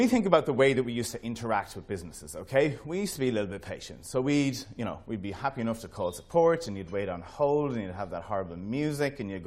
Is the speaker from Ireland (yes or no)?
yes; Ireland; as being Irish, we're always super proud of everything that we build